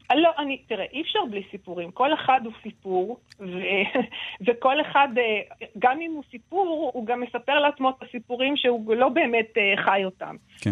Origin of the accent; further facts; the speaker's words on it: Israel; בתור סופרת ישראלית